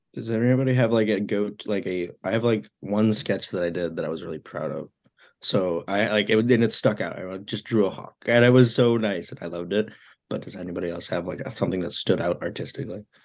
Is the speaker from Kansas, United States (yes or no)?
no; Mount Prospect, Illinois, United States; moved away as an adult; now in Iowa City, United States; I am from Mount Prospect, Illinois, one of the northwest suburbs